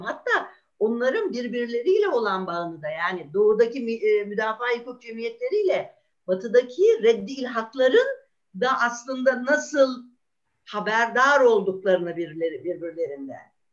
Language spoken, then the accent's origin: Turkish; Ankara, Turkey; ben Ankaralıyım.